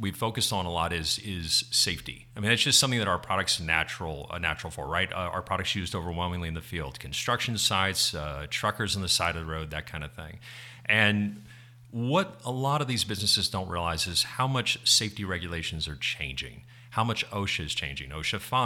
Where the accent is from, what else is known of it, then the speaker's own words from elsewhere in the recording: Texas, United States; now in New Jersey, United States; So I'm still a Texan through and through